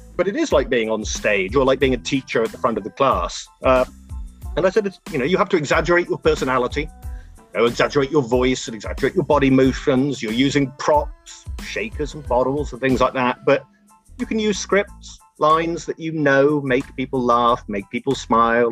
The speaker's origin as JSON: {"language": "English", "region": "England", "country": "United Kingdom", "accent": "English", "moved": "as an adult", "lives_now": "United States", "said": "I'm English and the accent allows me to get away with a lot of things"}